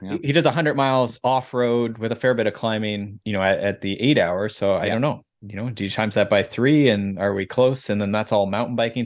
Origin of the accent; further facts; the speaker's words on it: Mansfield, Ontario, Canada; now in Collingwood, Canada; I grew up in Mansfield, so just south of there.